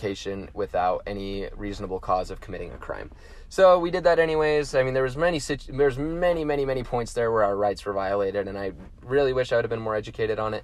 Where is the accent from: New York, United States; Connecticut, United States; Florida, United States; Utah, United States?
Utah, United States; as a Utahn and as an American citizen